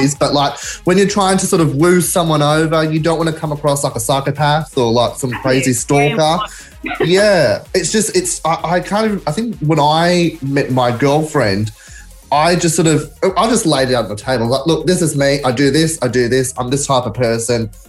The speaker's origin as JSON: {"language": "English", "town": "Blacktown", "region": "New South Wales", "country": "Australia", "tie": "born or raised there", "said": "I was born from Blacktown"}